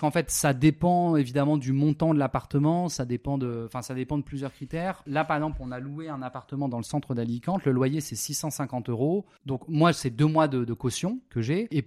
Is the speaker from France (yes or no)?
yes; France; now in Spain; Et moi, quand je suis parti de la France, c'est parce que je me retrouvais pas, tu vois, je, trouvais que le modèle n'était pas hyper.